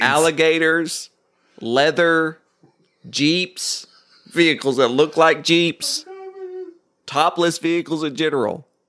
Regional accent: Oklahoma City, Oklahoma, United States; I grew up near Tinker Air Force Base in Oklahoma City

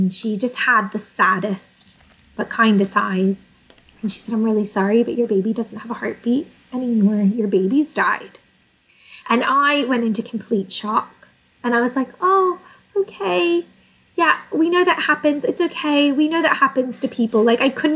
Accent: United States; moved away as an adult; now in England; I'm originally from the States, although my mum is English

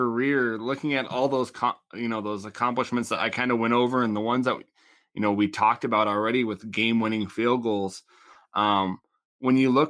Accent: Laurel, Montana, United States; played at my high school rivalry, Big Billings Central. So I'm from Laurel

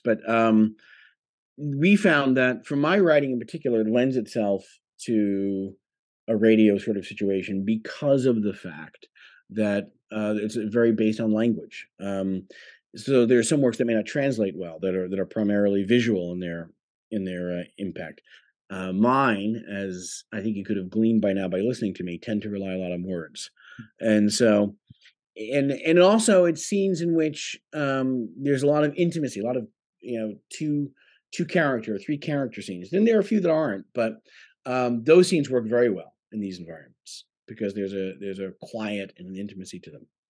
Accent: Long Island, New York, United States; also born or lived in London; I grew up on Long Island

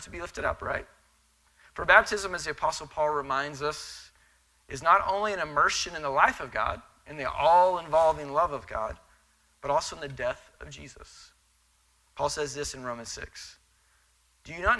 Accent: Texas, United States; I'm Texan

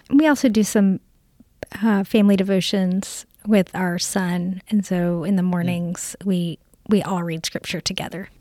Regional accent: Augusta, United States; I grew up here in Augusta

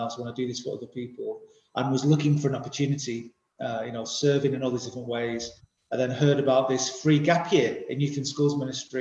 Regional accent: Greater Manchester, North West England, United Kingdom; I was raised in the greater Manchester area

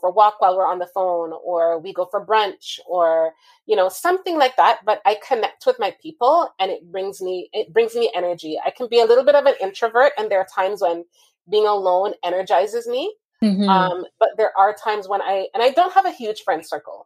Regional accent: Jamaica; moved away; growing up in Jamaica

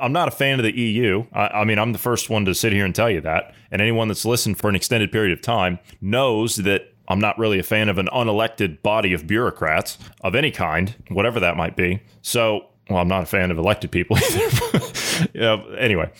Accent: Ohio, United States; my home state of Ohio

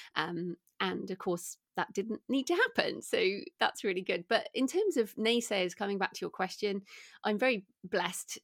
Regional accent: United Kingdom; also born or lived in Bath, England; as people can probably hear from my accent, I'm British

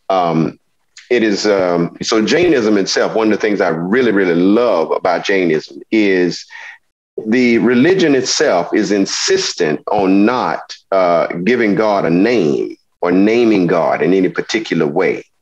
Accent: the South, United States; because I am an American um, I recognize my experiences with religion, my experiences in culture, my experiences as an African American originating from the South

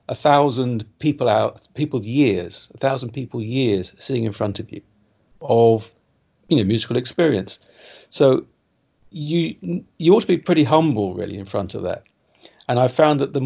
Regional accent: England, United Kingdom; as an Englishman

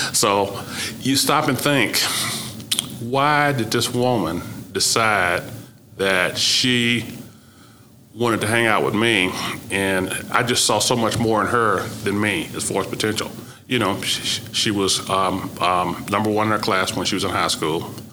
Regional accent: Oklahoma, United States; moved away as an adult; my growing up in Oklahoma, even in segregation, had never caused me to not feel comfortable

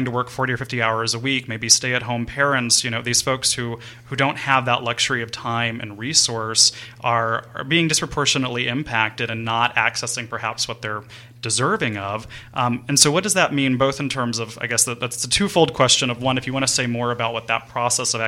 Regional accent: New Orleans, Louisiana, United States; I grew up in New Orleans

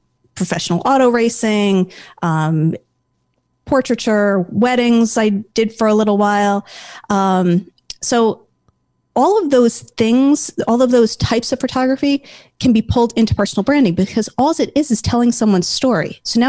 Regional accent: Connecticut, United States; also born or lived in New Jersey

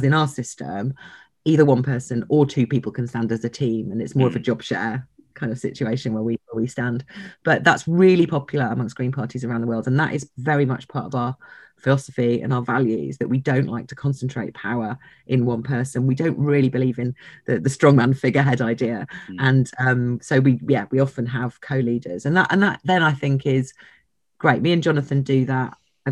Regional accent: London, United Kingdom; I'm from London

